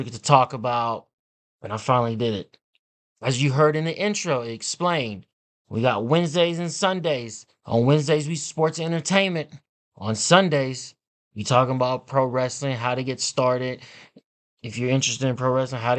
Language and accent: English; Kansas City, Missouri, United States; I am from Kansas City